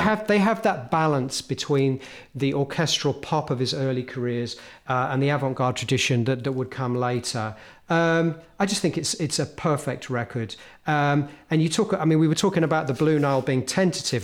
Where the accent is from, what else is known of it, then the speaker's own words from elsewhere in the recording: Hemel Hempstead, East of England, United Kingdom; a kid living, growing up in Helmholtz